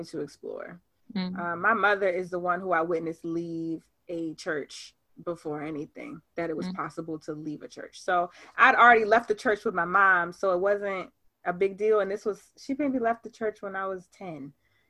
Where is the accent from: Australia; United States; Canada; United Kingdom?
United States; Baltimore, Maryland; also born or lived in Atlanta; Born and raised in Baltimore, Maryland.